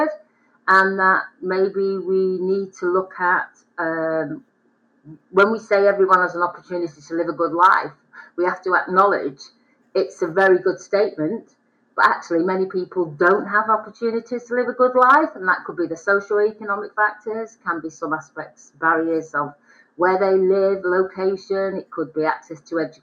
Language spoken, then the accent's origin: English; the Northwest, North West England, United Kingdom; I'm from the Northwest